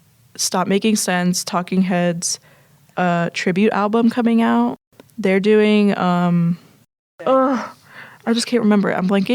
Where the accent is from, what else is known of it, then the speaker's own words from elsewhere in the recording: hometown where Garden State takes place, New Jersey, United States; the director, Zach Braff, is from where I grew up.